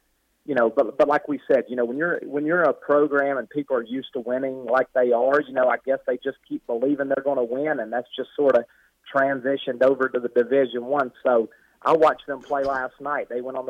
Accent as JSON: {"language": "English", "region": "the South", "country": "United States", "said": "I'm from the South. In the South, it's all football down there."}